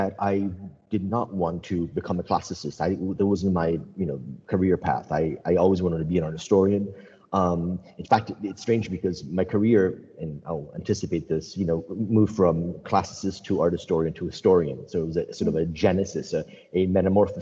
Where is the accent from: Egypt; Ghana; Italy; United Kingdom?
Italy; Rome, Lazio; moved away as an adult; also born or lived in United States; When I grew up in Rome, I lived in Rome, I went to college in America